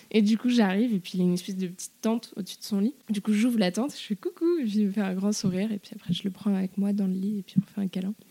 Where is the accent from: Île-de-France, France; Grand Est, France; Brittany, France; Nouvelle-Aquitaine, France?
Île-de-France, France; Paris; je suis née à Paris, j'ai grandi à Paris.